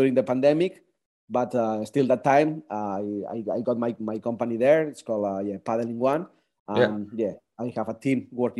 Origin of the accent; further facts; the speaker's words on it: Barcelona, Catalonia, Spain; English is a second language; moved away as an adult; also born or lived in Sydney, Australia; now in Australia; I'm born and raised in Barcelona. But 10 years ago, I decided to go to Australia.